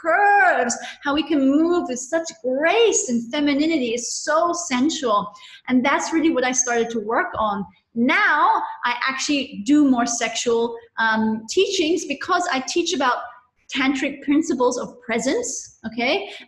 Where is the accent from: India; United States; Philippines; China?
India; also born or lived in Nepal / Hong Kong / London; So I grew up in Nepal and India, and when I was, and then I had 5 years in Hong Kong between ages 12, 11 and 16. And then at 16, I went back to boarding school in India.